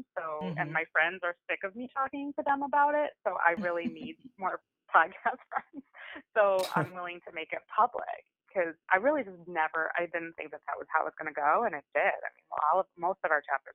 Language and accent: English; Midwest, United States; I grew up in the Midwest